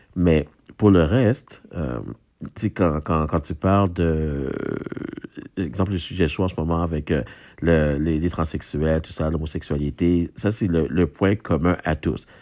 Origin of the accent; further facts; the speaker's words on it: Haiti; now in Quebec, Canada; je suis haïtien moi-même